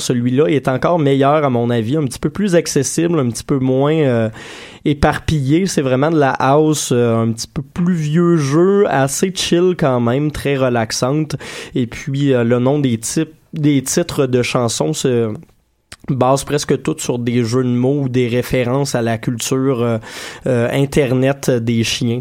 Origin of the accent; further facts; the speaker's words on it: Saint-Hyacinthe, Quebec, Canada; now in Montreal, Canada; mon patelin natal de Saint-Hyacinthe